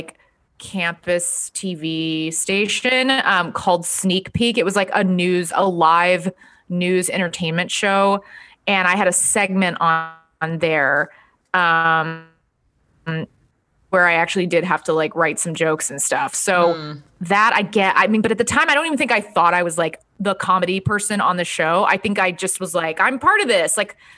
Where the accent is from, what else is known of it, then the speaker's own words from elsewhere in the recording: Dallas, Texas, United States; I am from Dallas, Texas. My parents were in the music business. They owned rock clubs